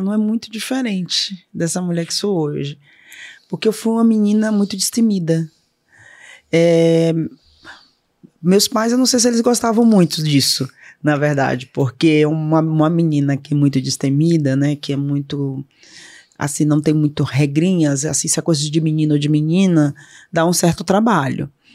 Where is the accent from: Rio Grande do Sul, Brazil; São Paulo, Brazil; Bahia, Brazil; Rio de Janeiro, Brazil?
Bahia, Brazil; Salvador; born or raised there; moved away